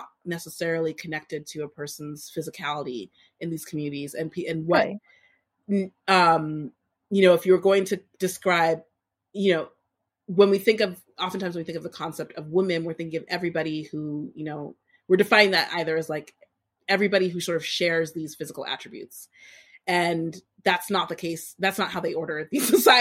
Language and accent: English; Boston, Massachusetts, United States; We both grew up in Boston.